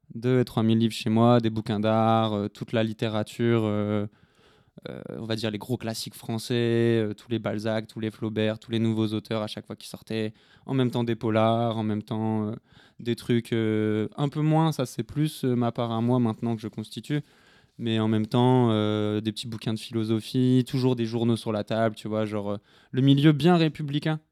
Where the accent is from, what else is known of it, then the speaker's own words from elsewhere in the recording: north of France, France; je viens du nord de la France